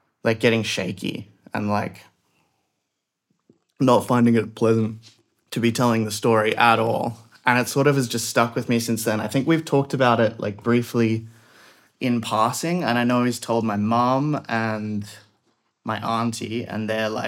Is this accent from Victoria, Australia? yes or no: no; Sydney, New South Wales, Australia; I'm from Sydney, Australia